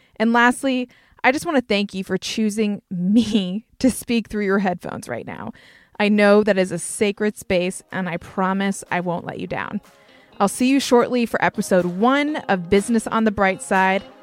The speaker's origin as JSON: {"language": "English", "region": "North Carolina", "country": "United States", "accent": "Southern twang", "said": "I'm from North Carolina. You might hear my Southern twang come out"}